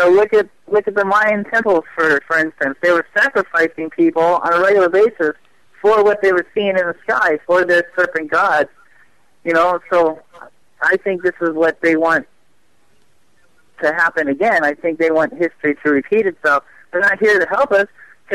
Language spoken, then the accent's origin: English; Phoenix, Arizona, United States; I was born and raised here in Phoenix